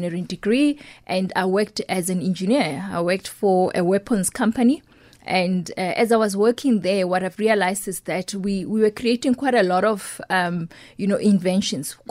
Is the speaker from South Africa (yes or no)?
yes; Pretoria, Gauteng, South Africa; growing up in Mamelodi